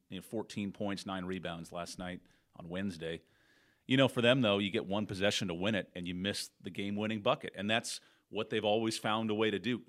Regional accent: Torrance, California, United States; moved away; from Torrance, my hometown

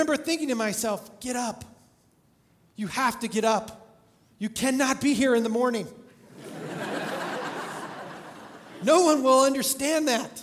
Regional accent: California, United States; I grew up in California going to Disneyland

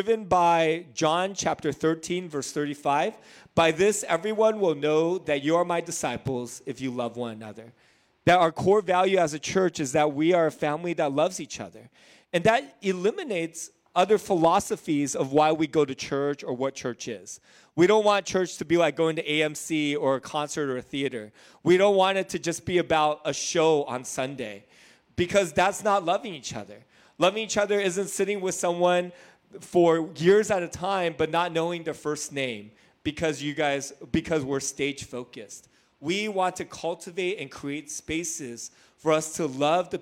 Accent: Hacienda Heights, California, United States; I grew up in Hacienda Heights

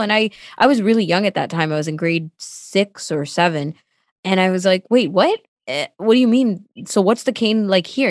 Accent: Toronto, Ontario, Canada; first language Tamil; English is a second language; also born or lived in Sri Lanka; that's where I've lived my whole life, mostly in Scarborough

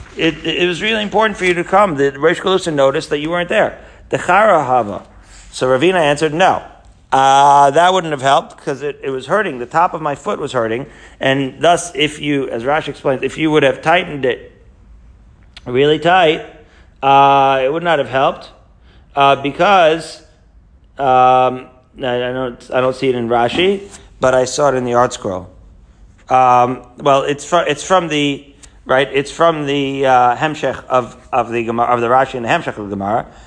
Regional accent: Haifa, Haifa District, Israel; moved away; when I was growing up in Israel in Haifa

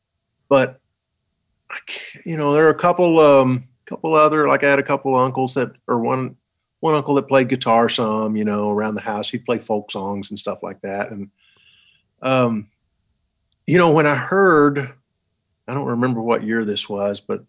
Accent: Townsend, Tennessee, United States; now in Nashville, United States; I grew up in East Tennessee, a little town called Townsend, Tennessee, up in the mountains.

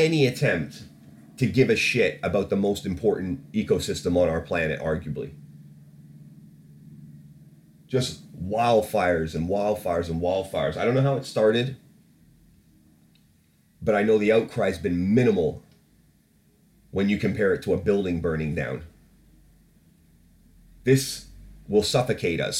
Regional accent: Canada; moved away; also born or lived in England; when I lived in Canada and was growing up

